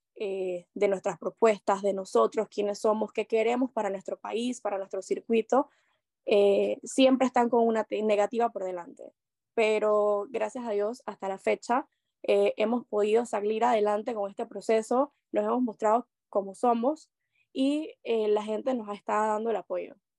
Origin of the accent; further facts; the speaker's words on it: La Chorrera, Panamá Oeste, Panama; me considero una panameña chorrera